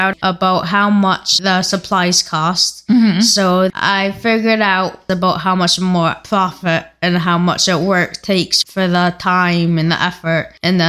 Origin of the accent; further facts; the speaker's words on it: Baltimore, Maryland, United States; I'm 14 from Baltimore